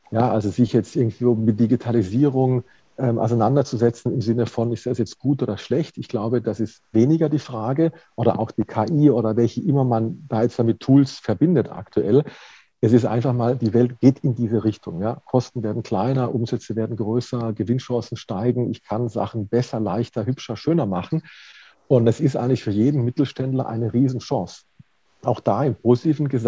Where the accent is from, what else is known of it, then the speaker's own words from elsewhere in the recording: Baden-Württemberg, Germany; also ich komme aus Baden-Württemberg gebürtig